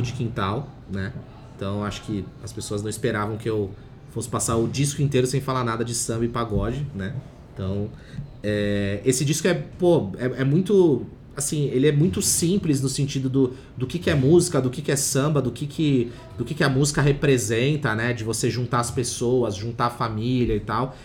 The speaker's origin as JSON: {"language": "Portuguese", "town": "Santos", "region": "São Paulo", "country": "Brazil", "said": "eu sou de Santos"}